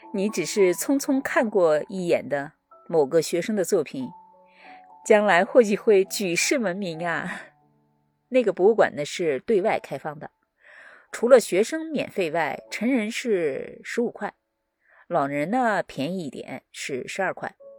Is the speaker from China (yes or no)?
yes; China; moved away as an adult; now in United States; 是我老家的小山村，我呢是在那儿出生，度过了我的童年